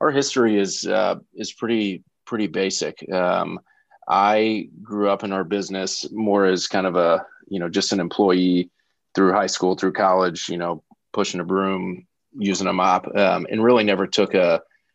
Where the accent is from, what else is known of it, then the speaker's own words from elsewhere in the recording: St. Louis, Missouri, United States; moved away as an adult; also born or lived in Indiana / Chicago; I'm from St. Louis, grew up in St. Louis County